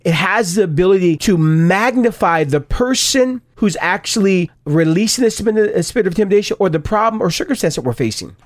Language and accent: English; Stockton, California, United States; I grew up in Stockton, California